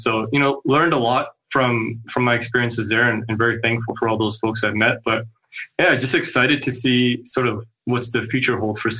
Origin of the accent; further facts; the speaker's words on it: Kelowna, British Columbia, Canada; also born or lived in Saskatoon; now in Kelowna, Canada; So I'm born and raised in Kelowna.